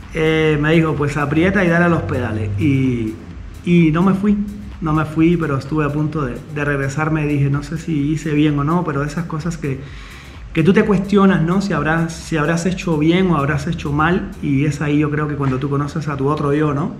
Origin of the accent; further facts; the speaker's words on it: Cuba; moved away as an adult; also born or lived in Havana, Cuba; now in Mexico; yo nací en Cuba, nací en Cuba, nací en La Habana, a los dos años me enviaron para un pueblo que se llama Hawái Grande